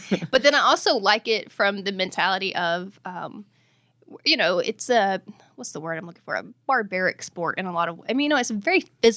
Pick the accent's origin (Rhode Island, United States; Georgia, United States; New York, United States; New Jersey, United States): Georgia, United States; also born or lived in Tennessee; I am from the South. I have been in Georgia most of my life and Tennessee